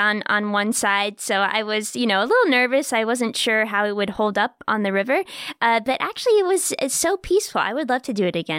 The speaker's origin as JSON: {"language": "English", "country": "United States", "said": "as an American is just so cool."}